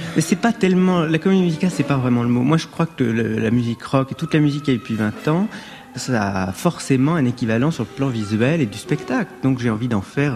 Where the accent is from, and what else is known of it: France